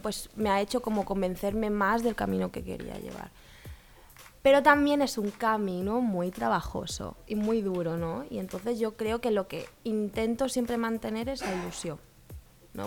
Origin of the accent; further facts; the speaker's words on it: Andalusia, Spain; moved away as an adult; also born or lived in Madrid; now in Barcelona, Spain; yo vengo de Andalucía y nada, en Andalucía terminé mi carrera